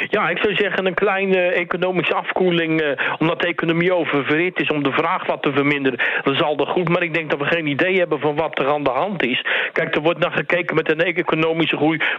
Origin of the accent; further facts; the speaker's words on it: Amsterdam, North Holland, Netherlands; born there; ik ben zelf Nederlander, geboren in Amsterdam.